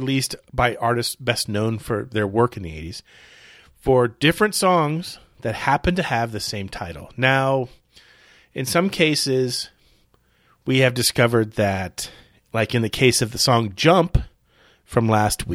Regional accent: Florida, United States; I'm an American who's lived in Florida not 99% of my life.

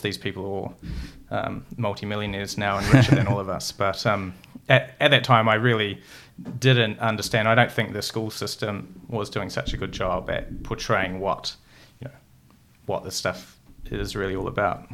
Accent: North Otago, New Zealand; also born or lived in Brazil; I'm from, uh, North Otago

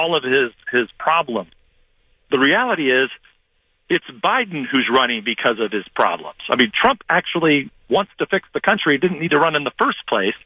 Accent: California, United States; I grew up in California, represented California.

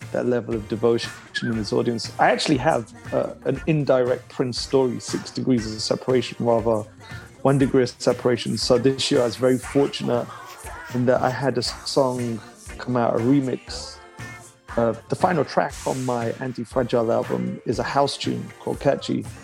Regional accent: Leeds, Yorkshire and the Humber, United Kingdom; I'm from Leeds originally, so my mum always used to like tease me as a kid saying, You pronounce things in the London fashion.

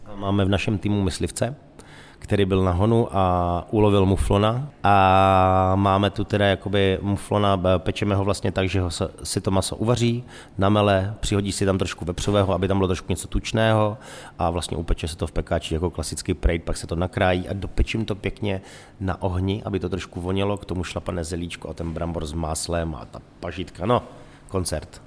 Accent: Moravian Wallachia, Zlín Region, Czechia; moved away; já jsem hlavně z Valašska

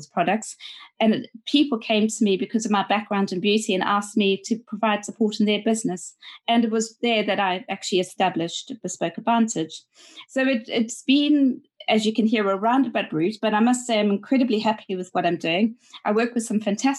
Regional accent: South Africa; moved away as an adult; also born or lived in Cape Town; now in London, United Kingdom; I'm South African and I started my career in South Africa

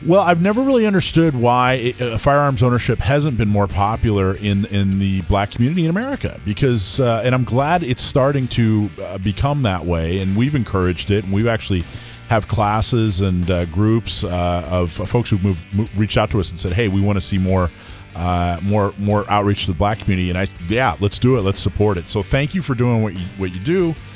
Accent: North Florida, United States; moved away; I grew up in North Florida, um, which you know is basically Lower Alabama, and in the mm-hmm. in the 80s, we moved there in the in the late in the early 80s

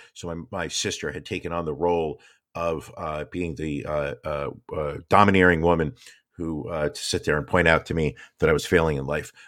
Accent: New York City, New York, United States; as a New Yorker

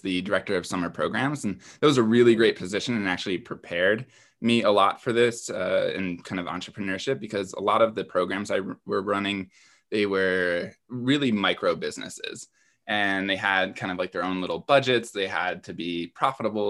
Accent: East Coast, United States; moved away; I'm originally from the East Coast

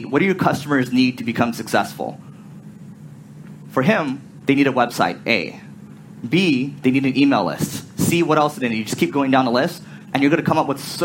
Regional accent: United States; I'm from America

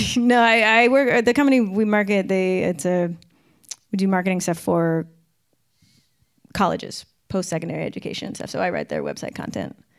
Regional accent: Victoria, British Columbia, Canada; moved away as an adult; now in Vancouver, Canada; I grew up in Victoria, which is on Vancouver Island.

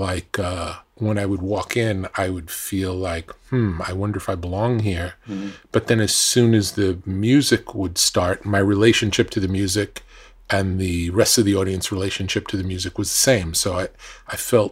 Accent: New York, United States; growing up in New York

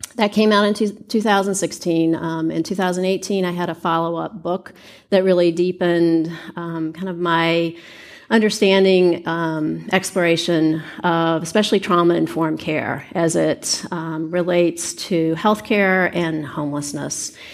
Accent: Richmond, Virginia, United States; moved away as an adult; also born or lived in Cold Harbor, Virginia; now in Seattle, United States; having been homeless in my hometown of Richmond, Virginia.

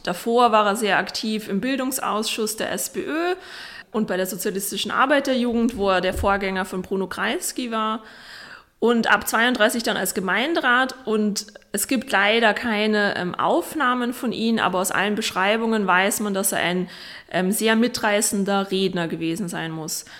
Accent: Vienna, Austria; Arthur und ich sind quasi beide in derselben Wohnung aufgewachsen im Abstand von 60 Jahren

